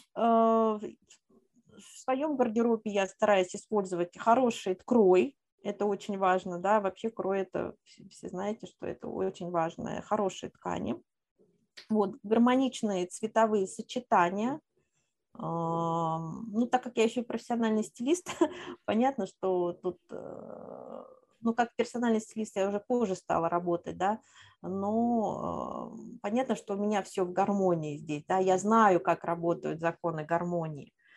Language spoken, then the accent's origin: Russian; Moscow, Russia; moved away as an adult; also born or lived in Kazan; я коренная москвичка